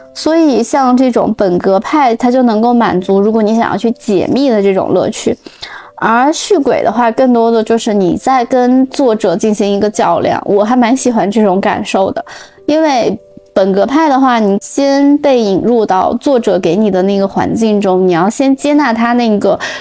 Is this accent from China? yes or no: yes; northern China, China; moved away; also born or lived in Europe; 以前小时候在北方就习惯了，反正冬天一定会开暖气